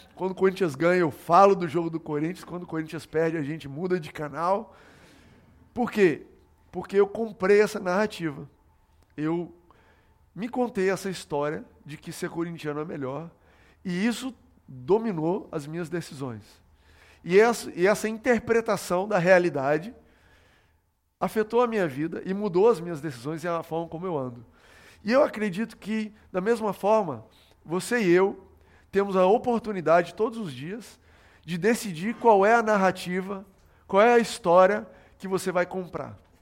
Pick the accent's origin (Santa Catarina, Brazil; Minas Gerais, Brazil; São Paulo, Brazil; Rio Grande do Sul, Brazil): São Paulo, Brazil; also born or lived in Goiás / Brasília; quando eu tinha 9 anos de idade, eu me mudei com meu pai para São Paulo. A gente morava em Brasília, eu nasci em Goiás, morei em Brasília e me mudei para São Paulo.